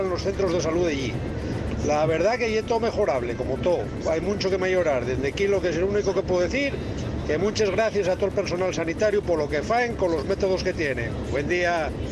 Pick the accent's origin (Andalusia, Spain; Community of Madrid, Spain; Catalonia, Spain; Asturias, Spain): Asturias, Spain; Yo salí de Asturias, estuve en Andalucía hace unos años